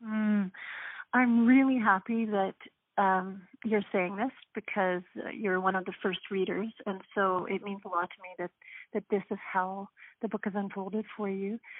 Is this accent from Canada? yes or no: yes; Canada; an Irish Catholic, um, first generation Canadian